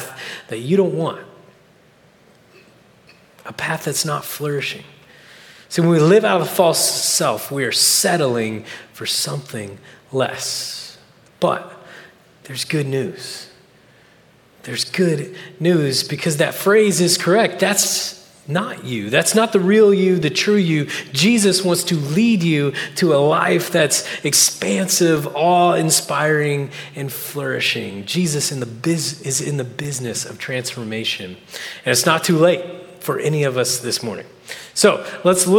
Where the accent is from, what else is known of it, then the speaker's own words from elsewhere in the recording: Oklahoma, United States; moved away as an adult; now in California, United States; I'm from Oklahoma. We don't get out a lot